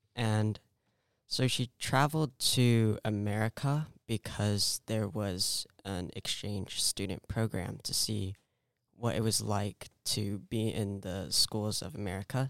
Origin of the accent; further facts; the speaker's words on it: California, United States; I was born in California